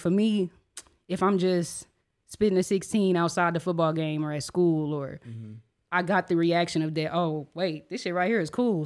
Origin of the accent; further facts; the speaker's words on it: Enid, Oklahoma, United States; moved away as an adult; now in Oklahoma City, United States; I'm an artist from Enid, Oklahoma. Um, born and raised there, high school on